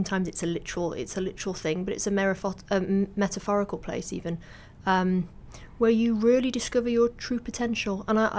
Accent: Manchester, North West England, United Kingdom; But I didn't know, because I grew up in Manchester.

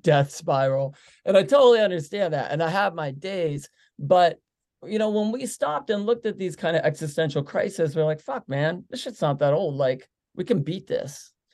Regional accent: Pittsburgh, Pennsylvania, United States; we're from Pittsburgh

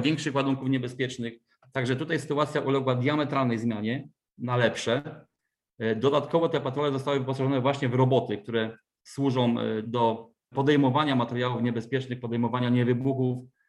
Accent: Wrocław, Lower Silesian Voivodeship, Poland; pochodzę z Wrocławia

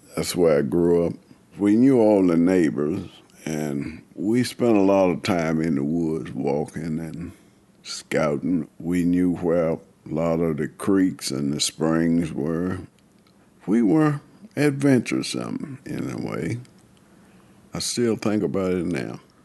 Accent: California, United States; moved away as an adult; now in Buckingham, United States; I'm originally from California, and I came here with my husband back in 2003

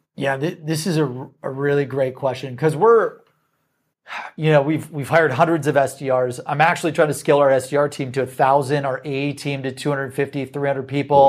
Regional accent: Midwest, United States; We're from the Midwest.

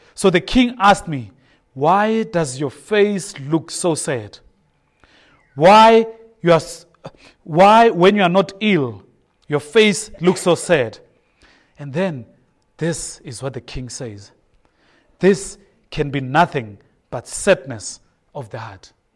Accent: Soweto, Gauteng, South Africa; I grew up in Soweto

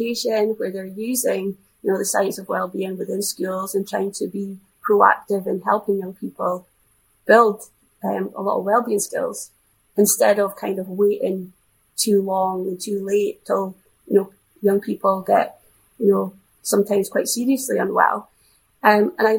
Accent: Scotland, United Kingdom; being a Scottish influence

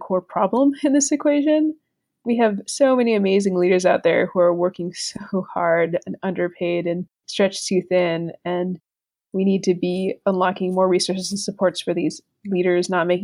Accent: Puerto Rico; moved away; Growing up in Puerto Rico, mixed

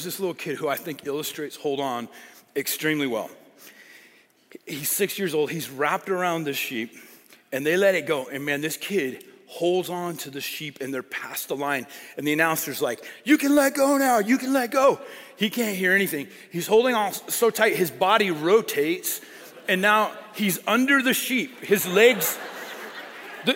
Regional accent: Colorado, United States; I grew up in Colorado

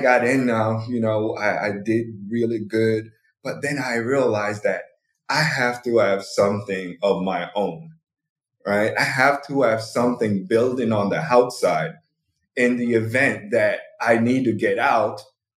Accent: Jamaica; moved away as an adult; now in United States; I'm born Jamaican, so I moved to the U.S. in 2008 for school

